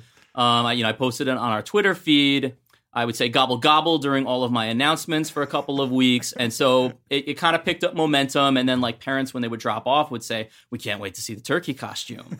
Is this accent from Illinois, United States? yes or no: no; Ohio, United States; now in New Jersey, United States; I'm from Ohio